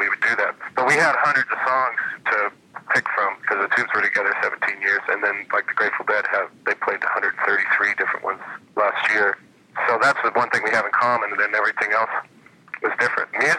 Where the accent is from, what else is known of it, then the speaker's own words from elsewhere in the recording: Phoenix, Arizona, United States; I grew up in Phoenix